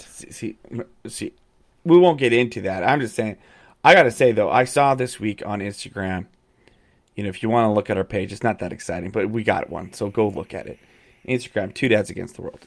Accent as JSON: {"language": "English", "town": "Calgary", "region": "Alberta", "country": "Canada", "tie": "born or raised there", "moved": "yes", "said": "I grew up in Calgary"}